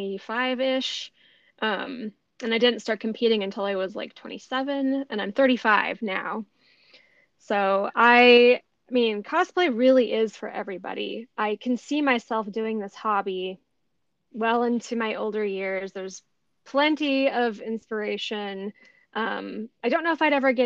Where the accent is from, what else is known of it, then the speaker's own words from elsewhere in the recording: Arizona, United States; also born or lived in Arkansas; I grew up in Arizona. I did move to Arkansas for a brief period of time, but I've mostly just lived in the desert